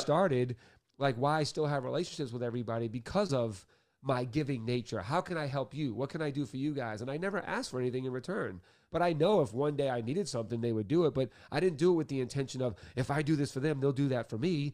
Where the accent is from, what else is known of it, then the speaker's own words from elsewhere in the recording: Boston, Massachusetts, United States; I grew up Irish Catholic in Boston